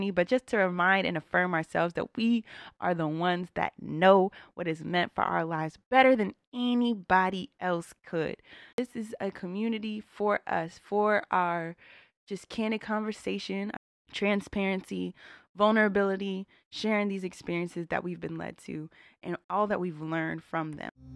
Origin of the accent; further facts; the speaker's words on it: Northern Virginia, United States; I'm born and raised in Northern Virginia, A K A Nova, A K A D M V. Been here my entire twenty-eight years of life